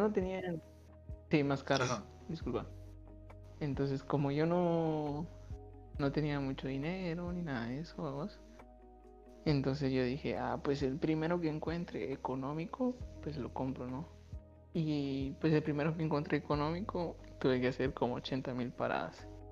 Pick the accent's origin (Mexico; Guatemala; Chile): Guatemala; moved away as an adult; also born or lived in Russia; cuando cumplí mis 18 años fue que yo salí por primera vez de Guatemala a vivir solo